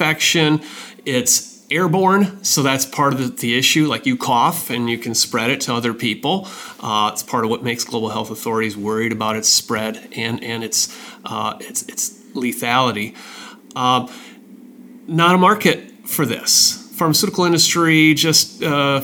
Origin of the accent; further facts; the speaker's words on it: Seattle, Washington, United States; right here in my hometown of Seattle